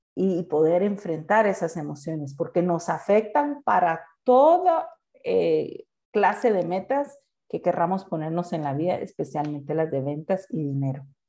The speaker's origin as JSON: {"language": "Spanish", "country": "Guatemala", "said": "soy chapín"}